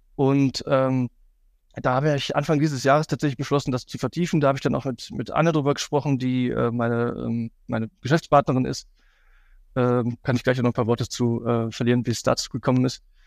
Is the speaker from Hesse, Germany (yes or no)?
no; Cologne, North Rhine-Westphalia, Germany; für mich als Kölner